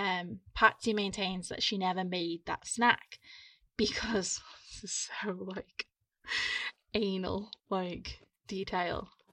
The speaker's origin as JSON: {"language": "English", "town": "Ormskirk", "region": "North West England", "country": "United Kingdom", "tie": "born or raised there", "said": "my hometown. Mm. Ormskirk in Lancashire"}